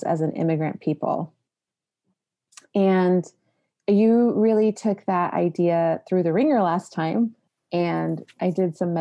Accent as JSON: {"language": "English", "town": "San Antonio", "region": "Texas", "country": "United States", "tie": "born or raised there", "said": "I was raised in San Antonio, and at least a fourth generation, I think, in San Antonio"}